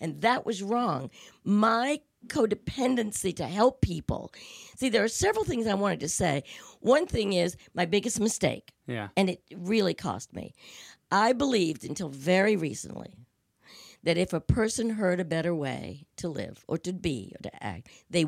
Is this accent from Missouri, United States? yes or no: no; New York, United States; Well, I owned a business, and and I was from New York.